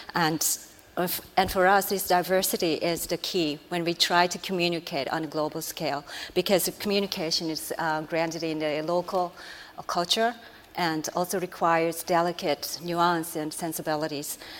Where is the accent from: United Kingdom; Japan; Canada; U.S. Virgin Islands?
Japan; I'm Japanese